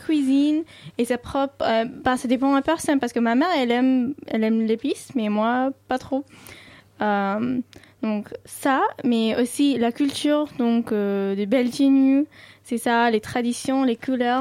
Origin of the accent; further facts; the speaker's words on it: New Delhi, Delhi, India; first language Sindhi; French is a second language; à New Delhi en moins, tout le monde parle hindi. Mais ma langue maternelle, c'est Sindhi.